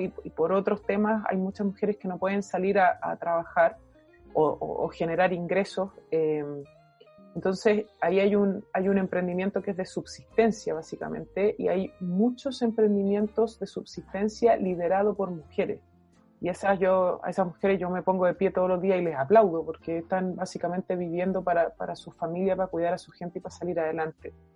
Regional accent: Chile; nosotros hoy día como chilenos

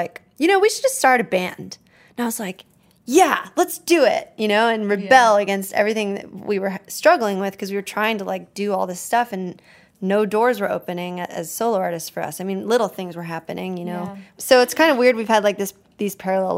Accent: Nashville, Tennessee, United States; I grew up in Nashville

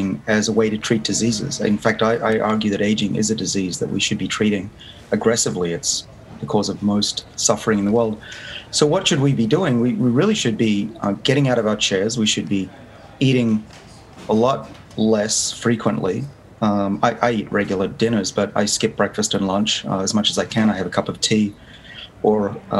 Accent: Sydney, New South Wales, Australia; moved away as an adult; now in United States; I grew up in Sydney, so I may be at Harvard, but I'm still very much Australian

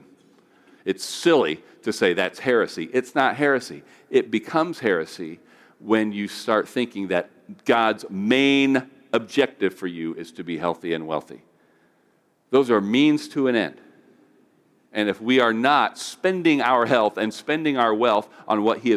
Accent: United States; being an American

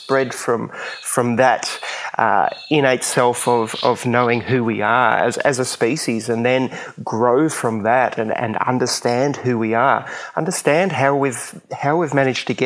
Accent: Queensland, Australia; I grew up in Queensland, and basically that's where I am now, near the Gold Coast

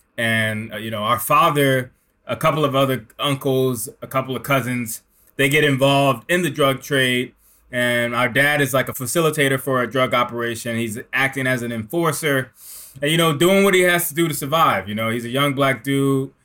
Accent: Newark, New Jersey, United States; I mean, it starts in Newark. It starts in the Garden Spires, 1985, crack epidemic.

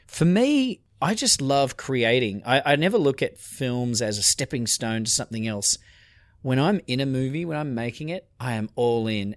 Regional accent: Australia; I'm Australian

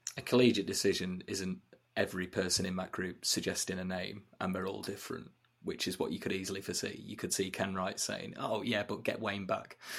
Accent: Chesterfield, East Midlands, United Kingdom; I'm, I'm from Chesterfield, uh, Market Town in North East Derbyshire

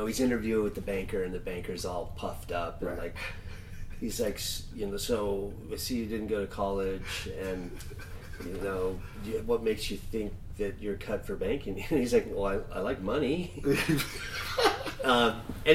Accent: Vail, Colorado, United States; moved away as an adult; also born or lived in Newport Beach, California / San Diego, California; now in Paso Robles, United States; I grew up in Vail, Colorado, but I'm a native Californian.

